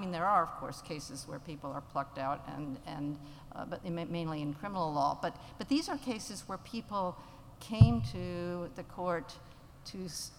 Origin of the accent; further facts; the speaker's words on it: Uganda; So I grew up in Uganda, in pre-independence Uganda. My parents were anthropologists. I like to say I grew up in anthropology land.